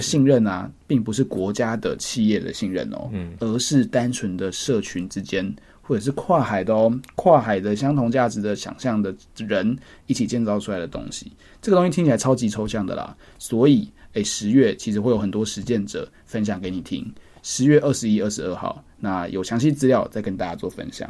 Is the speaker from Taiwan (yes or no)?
yes; Taiwan; 我们身为台湾人